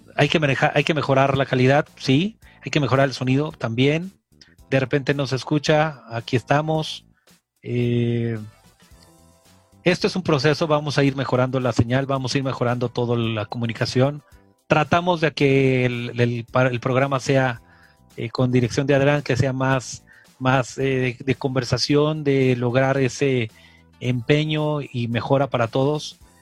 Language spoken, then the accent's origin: Spanish; Mexico; somos mexicanos